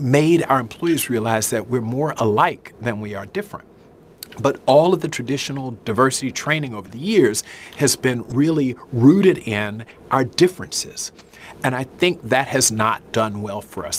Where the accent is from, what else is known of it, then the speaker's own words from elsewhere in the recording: the South, Southern United States, United States; I'm a Southerner